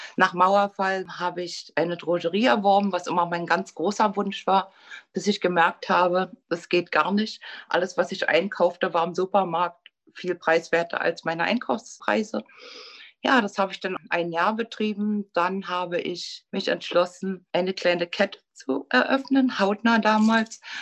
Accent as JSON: {"language": "German", "region": "Berlin", "country": "Germany", "tie": "born or raised there", "said": "Ich bin 1959 geboren in Berlin und bin zur Schule gegangen, auch in Pankow"}